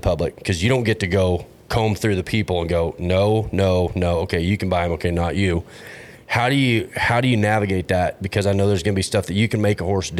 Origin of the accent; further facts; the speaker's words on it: Fort Worth, Texas, United States; I was raised in Fort Worth.